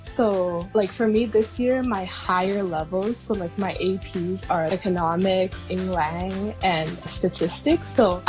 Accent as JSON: {"language": "English", "country": "Hong Kong", "tie": "born or raised there", "also_born_or_lived": "Shenzhen", "said": "So I was born in Hong Kong. And then my family went to Shenzhen, so I went to kindergarten there, but it was still like an international school. And then I came back to Hong Kong for like primary school"}